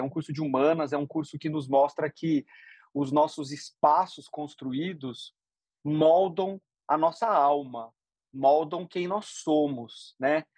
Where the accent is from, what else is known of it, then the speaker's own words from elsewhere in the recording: Sorocaba, São Paulo, Brazil; eu cresci no interior de São Paulo, cresci em Sorocaba